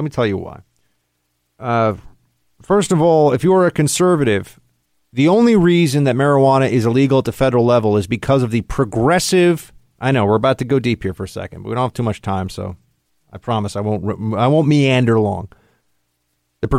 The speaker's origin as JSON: {"language": "English", "town": "New York City", "region": "New York", "country": "United States", "tie": "born or raised there"}